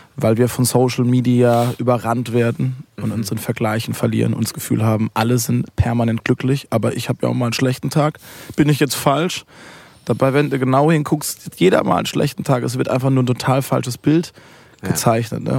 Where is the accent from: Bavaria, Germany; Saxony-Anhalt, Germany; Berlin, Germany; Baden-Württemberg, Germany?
Baden-Württemberg, Germany; Waldbronn, near Karlsruhe; ich komme aus Karl, also Karlsruhe ist die größere Stadt, kommt Ettlingen, kommt Waldbronn